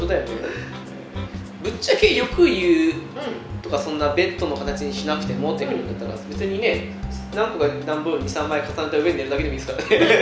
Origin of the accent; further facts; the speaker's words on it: Hokkaido, Japan; 同じ道民として